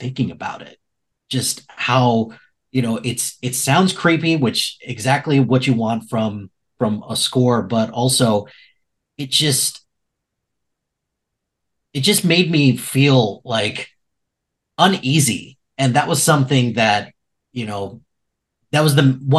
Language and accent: English; Chicago, Illinois, United States; I'm from the Chicagoland area